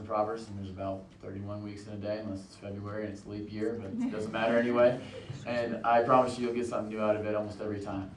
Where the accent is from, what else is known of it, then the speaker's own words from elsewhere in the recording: Canyon Lake, Texas, United States; also born or lived in Evansville, Indiana; we moved to Canyon Lake, Texas.